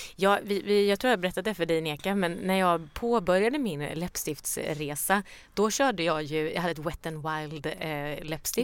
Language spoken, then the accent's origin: Swedish; Småland, Sweden; jag är ju från Småland